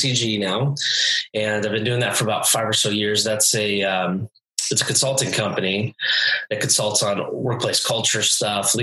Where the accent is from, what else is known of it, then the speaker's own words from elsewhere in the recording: California, United States; moved away as an adult; also born or lived in New Mexico; now in Washington, United States; I was born and raised in California